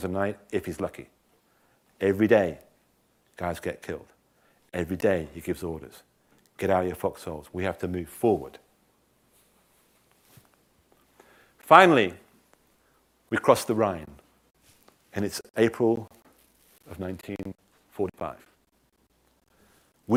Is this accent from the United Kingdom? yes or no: yes; England, United Kingdom; I'm an Englishman